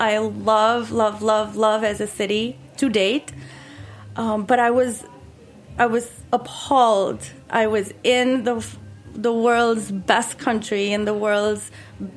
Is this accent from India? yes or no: yes; Mumbai, Maharashtra, India; moved away as an adult; now in Wilton, United States; I grew up in Bombay, which is, you know, a big city.